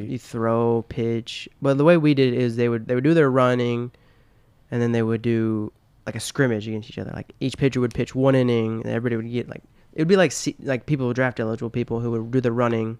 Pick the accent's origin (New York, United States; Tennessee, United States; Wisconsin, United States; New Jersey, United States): Tennessee, United States